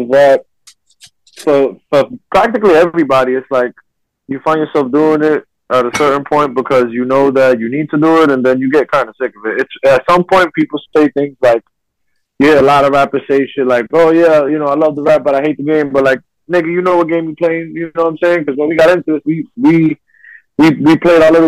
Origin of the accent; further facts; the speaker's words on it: New York City, New York, United States; I'm from Brooklyn